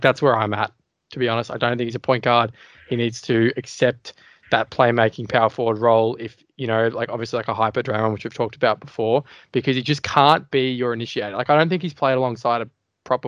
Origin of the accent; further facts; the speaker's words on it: Australia; being an Aussie